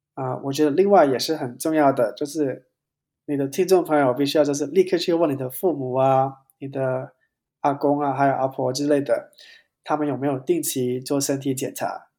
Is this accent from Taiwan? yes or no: no; Hong Kong; 因为我是香港人嘛